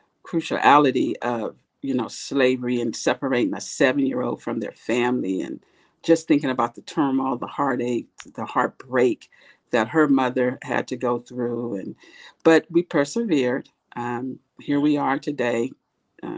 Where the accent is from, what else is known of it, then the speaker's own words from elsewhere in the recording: Oakland, California, United States; also born or lived in Berkeley, California / El Sobrante / Richmond, California; I grew up in the San Francisco Bay Area. I grew up in Oakland, went to school in Berkeley, and eventually moved to El Sobrani / Richmond, the later of my teenage years. So I'm an East Bay girl.